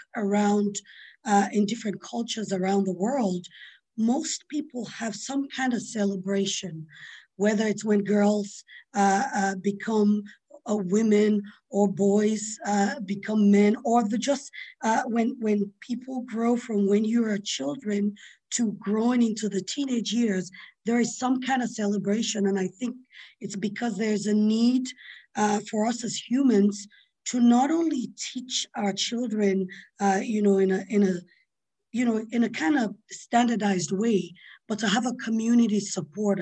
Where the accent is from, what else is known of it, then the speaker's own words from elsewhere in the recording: Sierra Leone; I grew up in Sierra Leone, in West Africa